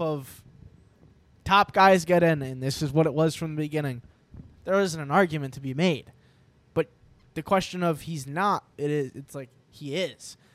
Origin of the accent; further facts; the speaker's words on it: New York, United States; we're from New York